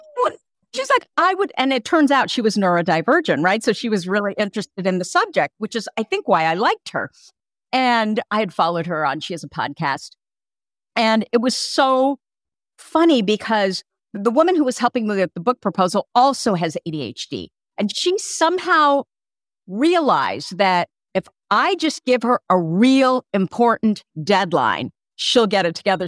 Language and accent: English; Burlingame, California, United States; also born or lived in Hillsborough, California / Petaluma, California; I grew up in Burlingame and Hillsboro, which isn't far from Palo Alto